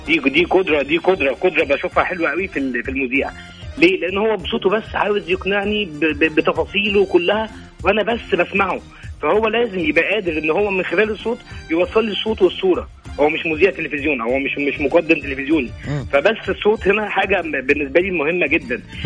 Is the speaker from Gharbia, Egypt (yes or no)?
yes; El Mahalla El Kubra, Gharbia, Egypt; now in Jeddah, Saudi Arabia; من المحله